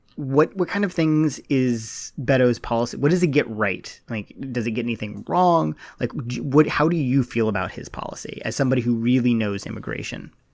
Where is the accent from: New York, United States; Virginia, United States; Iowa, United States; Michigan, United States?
Virginia, United States; I'm from Virginia.